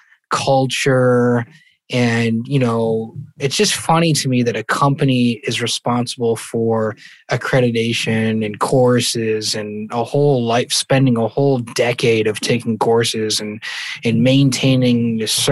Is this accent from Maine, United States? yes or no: yes; Maine, United States; I'm from Maine. I'm in Maine right now in the Northeast